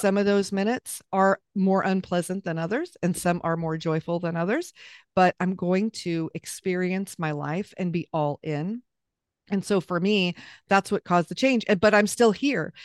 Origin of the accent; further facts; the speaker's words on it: Southern California, United States; moved away as an adult; we lived back in California, where I was raised in Southern California